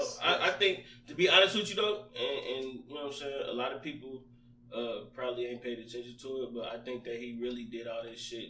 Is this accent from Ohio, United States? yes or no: yes; Ohio, United States; Nigga, I'm from Ohio.